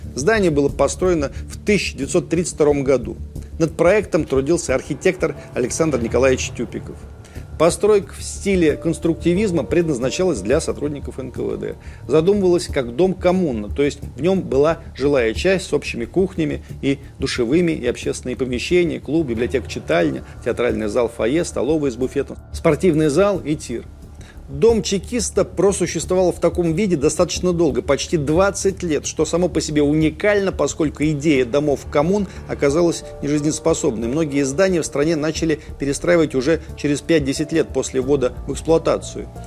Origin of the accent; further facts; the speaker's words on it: Russia; у себя на родине здесь, в России